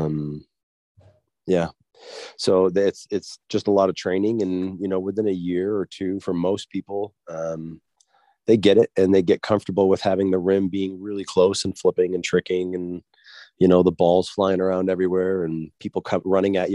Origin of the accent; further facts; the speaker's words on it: East Coast, United States; moved away as an adult; I'm an athlete from the East Coast.